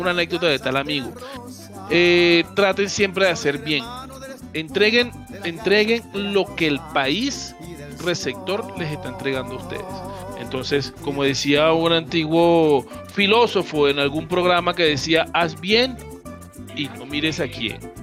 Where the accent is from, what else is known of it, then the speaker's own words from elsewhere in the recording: Venezuela; moved away as an adult; now in Bogotá, Colombia; yo vengo de Venezuela, siempre voy a ser venezolano, así tenga dos eh, nacionalidades.